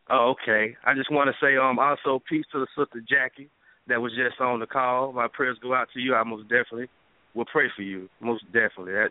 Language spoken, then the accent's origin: English; Dublin, Georgia, United States; now in Athens, United States; Um, I'm from the Georgia area. Right now, I live in Athens. I'm from Middle Georgia, actually Dublin.